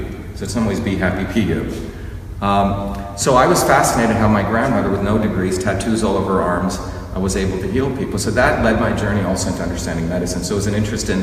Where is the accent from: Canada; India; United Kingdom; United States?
India; moved away; I grew up in India where there was a caste system